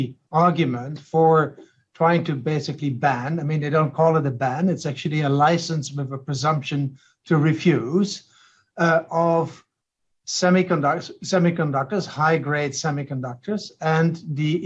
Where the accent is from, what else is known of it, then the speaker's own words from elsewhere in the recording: Netherlands; I come from the Netherlands